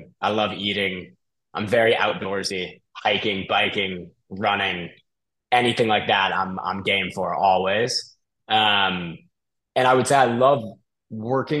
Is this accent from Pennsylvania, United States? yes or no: no; Bay Area, just north of San Francisco, California, United States; I'm originally from California, the Bay Area, just north of San Francisco